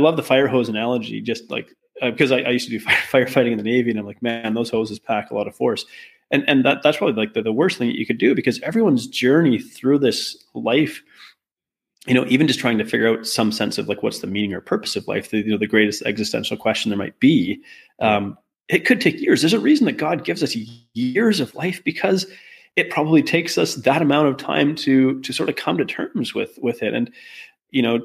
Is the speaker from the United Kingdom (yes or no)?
no; Canada; I'm Canadian